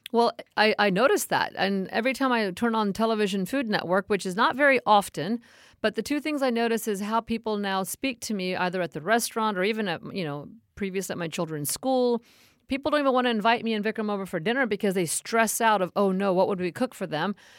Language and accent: English; India; within India